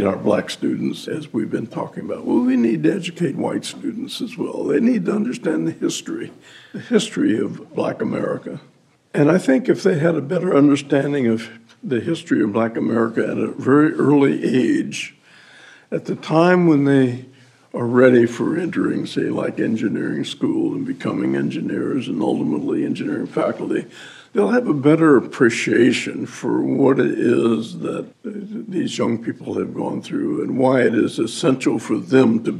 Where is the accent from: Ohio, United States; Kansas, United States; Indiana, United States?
Kansas, United States; Topeka; I grew up in Topeka